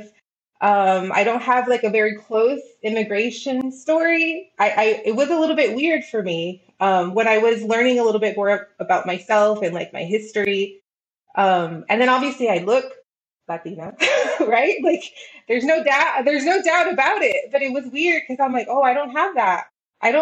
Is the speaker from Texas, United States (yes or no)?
yes; El Paso, Texas, United States; I was very blessed by growing up here.